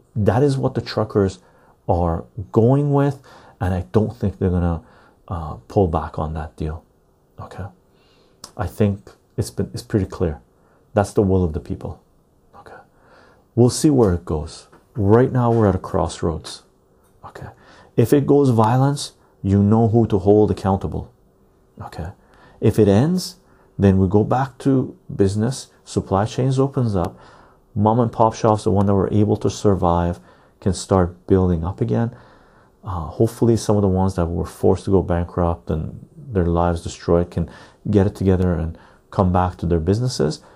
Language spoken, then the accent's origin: English; Canada; as a Canadian